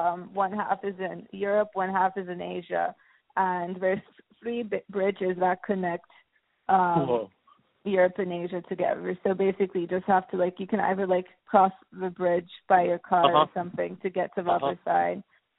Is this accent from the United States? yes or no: no; Istanbul, Turkey; moved away; I'm from Istanbul, Turkey. Turkey. Yes, lived there most of my life. And it's a huge city. It's like, I think, 16 million people live in Istanbul, and it keeps on growing